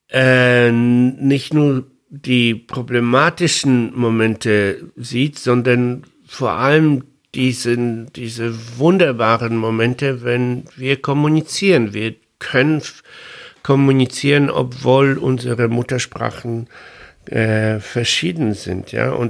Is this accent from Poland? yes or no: yes; Poland; first language Polish; German is a second language; ich bin Pole, ich spreche Polnisch und Deutsch oder Englisch ist nur eine Fremdsprache, die ich mit viel Mühe dazugelernt habe.